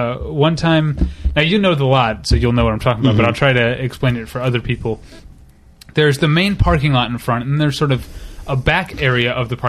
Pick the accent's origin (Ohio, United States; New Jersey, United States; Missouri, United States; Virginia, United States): Missouri, United States; St. Louis; now in Los Angeles, United States; I'm from St. Louis and we haven't had a pro team in my lifetime. But like living in Los Angeles